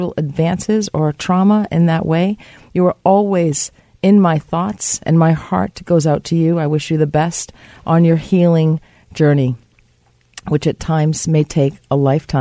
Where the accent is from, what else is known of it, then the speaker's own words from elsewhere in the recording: United States; now in Canada; the United States of America, my home country.